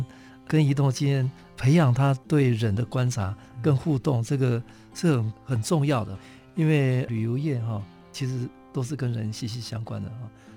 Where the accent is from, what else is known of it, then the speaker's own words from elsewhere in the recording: Taitung County, Taiwan; 我我是台东人了哈